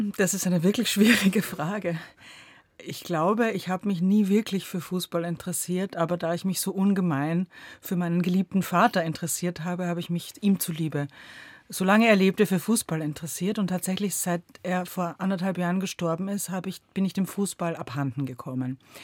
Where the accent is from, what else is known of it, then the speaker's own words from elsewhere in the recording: Austria; now in Berlin, Germany; Und der Österreicher ist anarchistisch, was Sprache betrifft. Und so bin ich aufgewachsen mit diesem dauernden Drehen und Wenden von Redensarten